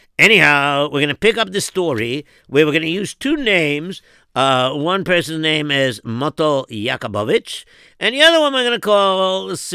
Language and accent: English; Williamsburg, New York, United States; even though I'm third generation American already. But, the thing is that I grew up in Williamsburg and my parents are European and whatever.